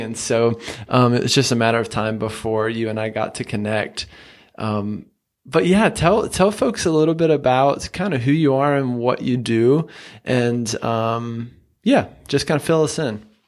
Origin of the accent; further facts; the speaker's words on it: the South, United States; I'm from the South